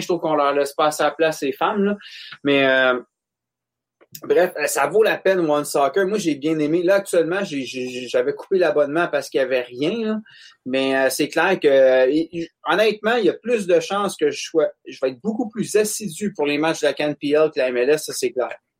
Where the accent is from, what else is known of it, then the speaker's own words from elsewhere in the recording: Monteuil, Quebec, Canada; je viens de Monteuil